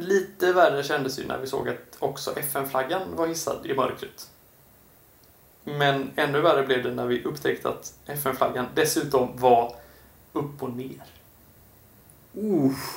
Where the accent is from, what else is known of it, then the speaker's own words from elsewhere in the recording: Kungsbacka, Halland County, Sweden; kommunen jag eh, är eh, född och till och med, eller så är min uppväxt i, Kungsbacka kommun